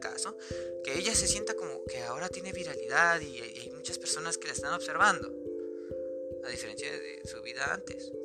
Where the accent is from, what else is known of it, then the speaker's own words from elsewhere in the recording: Mexico; soy mexicano